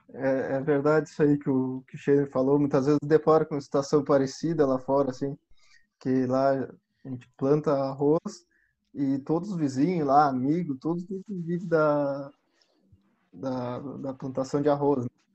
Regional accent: Camaquã, Rio Grande do Sul, Brazil; eu sou do interior de Camacuã, meus pais também são.

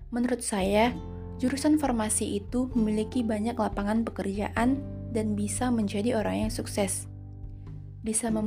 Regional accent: North Sumatra, Indonesia; Saya berasal dari Sumatera Utara.

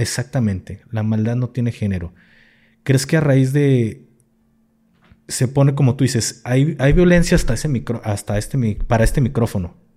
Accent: Jalisco, Mexico; soy de Jalisco

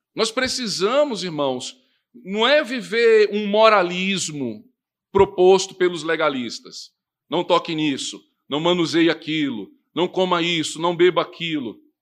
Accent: Northeast Region, Brazil; lá da minha região, né, do Nordeste

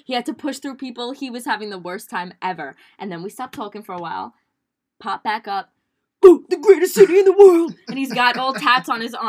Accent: New York City, New York, United States; born and raised in Staten Island.

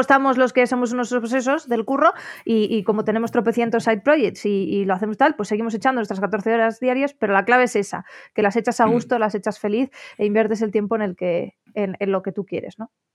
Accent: Asturias, Spain; also born or lived in León / Oviedo / Belgium; yo la estaba estudiando en León, que es donde residía mi familia. Y, bueno, aunque nosotros somos asturianos todos

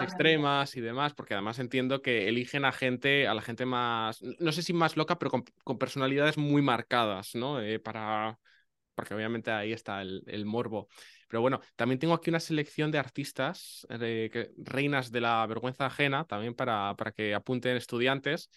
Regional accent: northern Spain, Spain; eso también lo decimos en el norte

